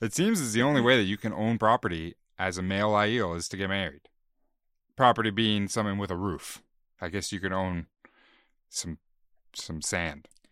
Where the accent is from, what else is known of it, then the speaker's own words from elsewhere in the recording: Canada; We're Canadian